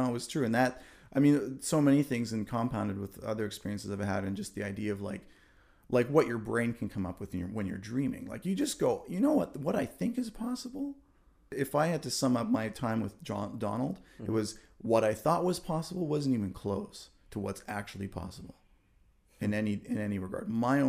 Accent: Germany; like my parents let me buy albums when I was a kid growing up in Germany.

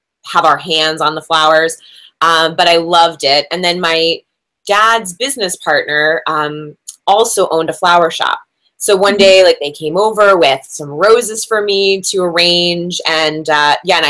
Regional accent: New Jersey, United States; I'm from New Jersey, so you go to the mall to get a job when you're from New Jersey

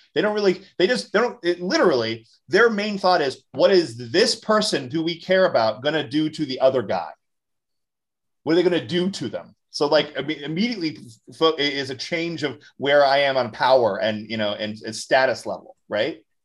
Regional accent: Orlando, Florida, United States; moved away; I'm originally from Orlando, Florida

